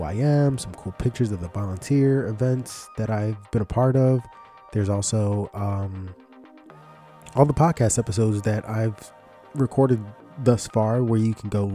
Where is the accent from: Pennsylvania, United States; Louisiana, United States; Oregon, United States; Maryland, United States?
Pennsylvania, United States; Philadelphia; I grew up in Philly, right near a place called Kensington